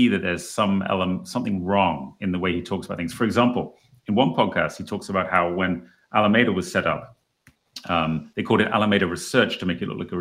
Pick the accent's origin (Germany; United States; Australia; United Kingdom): United Kingdom; England; I'm an English guy